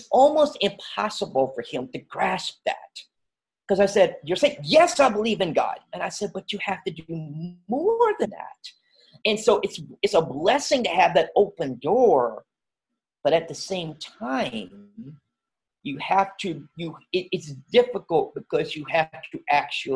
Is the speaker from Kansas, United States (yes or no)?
no; near Winston-Salem, North Carolina, United States; also born or lived in Swan Creek, North Carolina; Grow up close to Winston-Salem, North Carolina. Since I was 12 years old, as a Pofftown, North Carolina, which is right around Louisville, Clemens, right. And so I grew up right around there